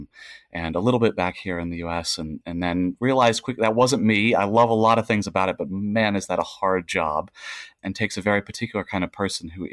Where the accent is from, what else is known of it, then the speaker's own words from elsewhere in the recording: Portland, Oregon, United States; also born or lived in Hawaii / California; I grew up in the Portland area in Oregon, though lived a bunch of different places, including Hawaii for a little bit and California